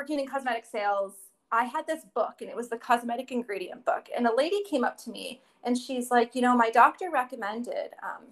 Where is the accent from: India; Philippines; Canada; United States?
Canada; Windsor, Ontario; I'm actually from Windsor, Ontario